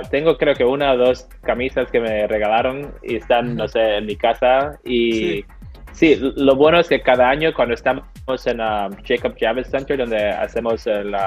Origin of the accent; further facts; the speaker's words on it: Barcelona, Catalonia, Spain; born there; nací en Barcelona, tengo toda la familia ahí